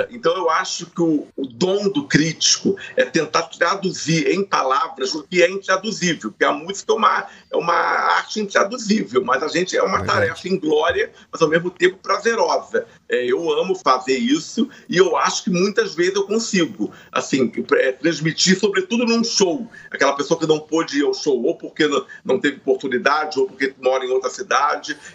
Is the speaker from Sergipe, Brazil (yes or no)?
no; Rio de Janeiro, Brazil; É, eu sou carioca, do subúrbio carioca, fui criado ali.